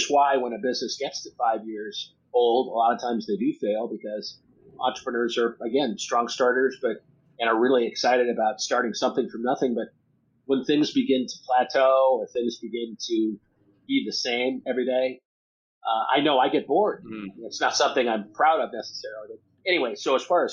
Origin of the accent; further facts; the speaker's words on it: Nebraska, United States; moved away as an adult; also born or lived in Boston; I moved from Boston back to New York, or back to Nebraska, where my family's from